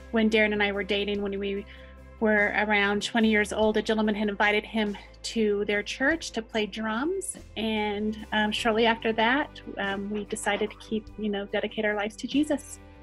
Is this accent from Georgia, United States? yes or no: no; Hawaii, United States; I was born in Hawaii, and I went to a Buddhist preschool